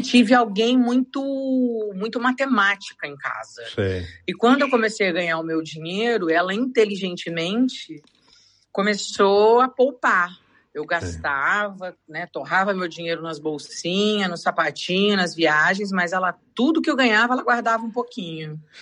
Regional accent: São Paulo, Brazil; moved away as an adult; now in Portugal; eu sou de São Paulo

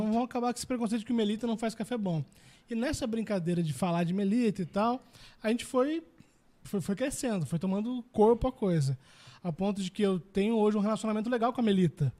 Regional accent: Brazil; a gente é brasileiro

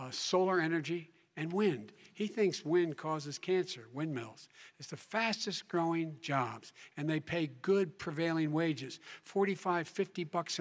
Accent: Claymont, Delaware, United States; also born or lived in Scranton, Pennsylvania; I used to live near that when I was growing up in Claymont, Delaware

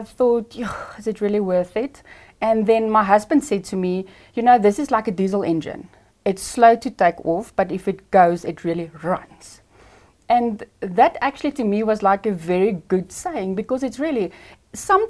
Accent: Ermelo, Mpumalanga, South Africa; I am from Ermelo, Mpumalanga.

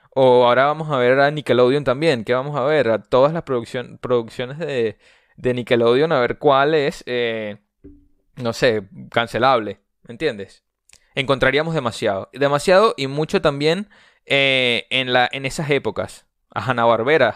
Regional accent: Venezuela; yo soy venezolano

